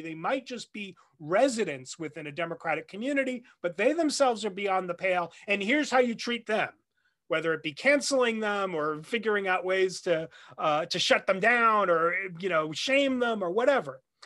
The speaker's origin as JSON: {"language": "English", "region": "New Jersey", "country": "United States", "tie": "born or raised there", "moved": "yes", "lives_now": "Nashville, United States", "said": "I grew up in the Northeast, uh, around New York, in New Jersey."}